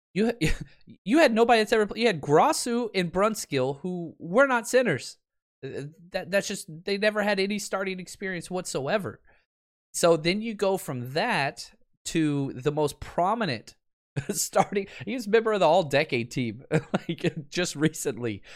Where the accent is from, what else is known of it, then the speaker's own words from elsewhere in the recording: Texas, United States; moved away; I'm from Texas